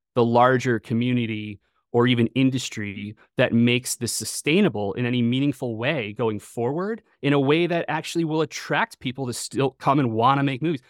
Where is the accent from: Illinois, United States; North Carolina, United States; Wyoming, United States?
Illinois, United States; Chicago suburbs; I grew up in the Chicago suburbs